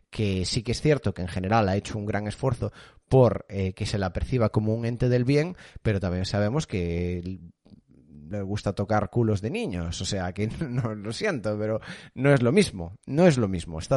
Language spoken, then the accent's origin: Spanish; Galicia, Spain; born there; Nací en Rías Baixas